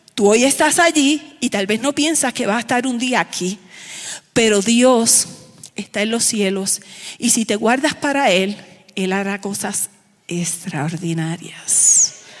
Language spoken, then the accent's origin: Spanish; Aibonito, Puerto Rico; born or raised there